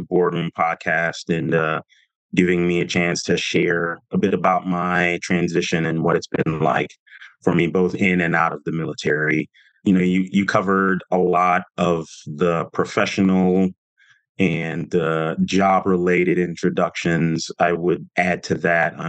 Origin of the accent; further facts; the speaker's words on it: Texas, United States; moved away as an adult; I was a kid growing up in small town Texas